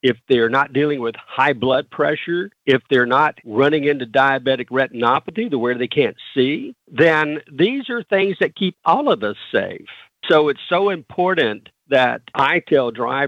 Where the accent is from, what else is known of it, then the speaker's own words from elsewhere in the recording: the South, United States; I'm from the South